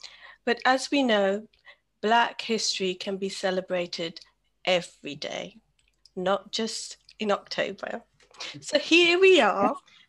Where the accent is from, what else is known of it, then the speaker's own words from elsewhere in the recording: United Kingdom; And I am British Asian Bangladeshi.